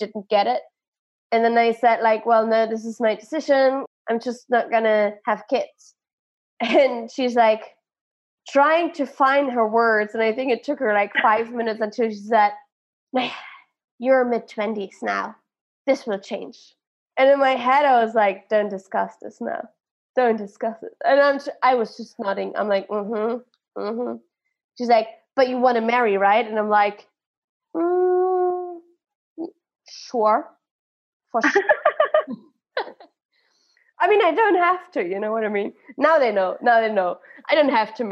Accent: Germany; I'm from Germany

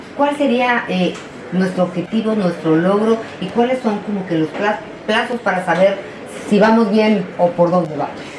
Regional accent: Mexico; yo como mexicana

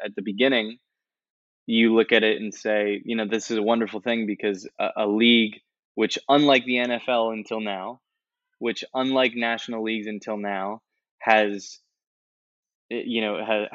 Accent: United States; I am an American

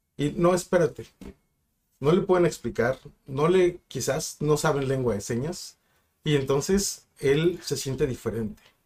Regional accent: Ensenada, Baja California, Mexico; also born or lived in Mexicali; now in Tijuana, Mexico

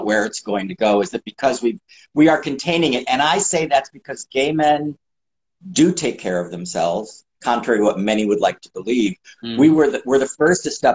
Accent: Chicago, Illinois, United States; moved away; also born or lived in New York / Los Angeles; I'm from Chicago, then lived in New York for a while, Manhattan, and then moved to Los Angeles in 1980.

